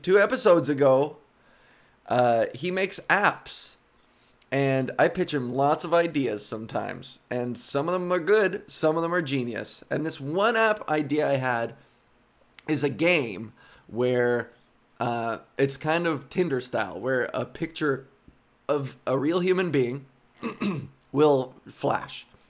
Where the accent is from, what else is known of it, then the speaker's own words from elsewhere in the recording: Whitby, Ontario, Canada; growing up in Whitby, Ontario, suburban Whitby, Ontario, just outside of Toronto